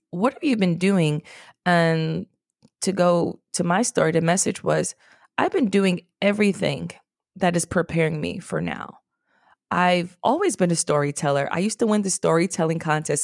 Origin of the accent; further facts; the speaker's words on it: New York City, New York, United States; also born or lived in Washington, D.C.; I'm from the Bronx, New York, a very special, special place